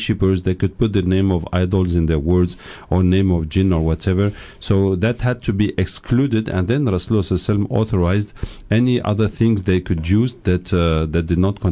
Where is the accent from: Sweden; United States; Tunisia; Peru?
Tunisia; moved away as an adult; also born or lived in England / France; I grew up in Tunisia and England.